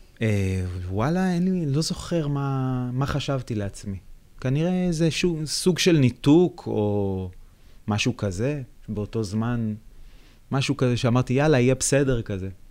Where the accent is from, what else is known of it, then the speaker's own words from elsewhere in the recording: Beit Shemesh, Jerusalem District, Israel; אני גדלתי בבית שמש